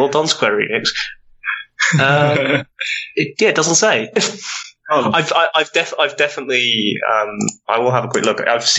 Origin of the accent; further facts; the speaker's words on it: United Kingdom; That was me being British.